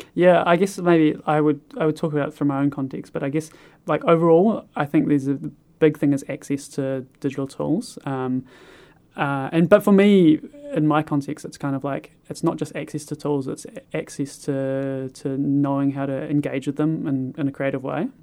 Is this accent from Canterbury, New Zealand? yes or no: no; Kāpiti Coast, Wellington, New Zealand; now in Christchurch, New Zealand; I'm originally from the Carpathy Coast in the North Island